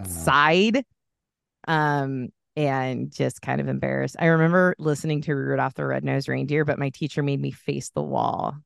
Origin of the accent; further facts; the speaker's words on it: Bay Area, California, United States; now in Washington, United States; I grew up in the Bay Area